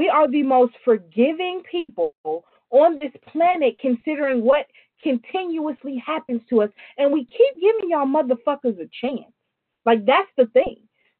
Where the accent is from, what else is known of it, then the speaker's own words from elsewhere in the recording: New York, United States; I'm from New York.